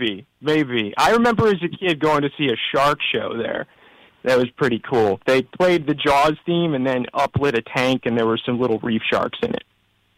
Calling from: Syracuse, New York, United States; I am calling from a sleepy western suburb of Syracuse, New York.

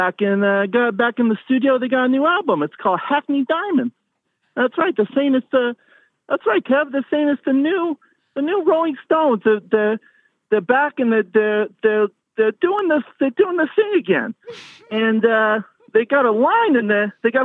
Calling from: Cleveland, Ohio, United States; I'm calling from Cleveland

